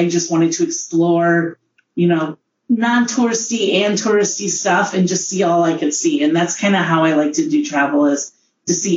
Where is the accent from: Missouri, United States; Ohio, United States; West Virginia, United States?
Ohio, United States; moved away as an adult; now in Washington, D.C., United States; I'm from Ohio